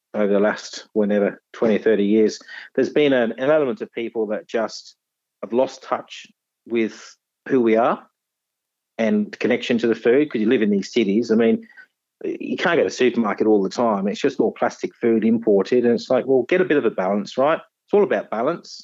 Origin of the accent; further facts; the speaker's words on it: Nottinghamshire, East Midlands, United Kingdom; moved away as an adult; now in Tasmania, Australia; I was born in Robin Hood country in Nottinghamshire back in 1969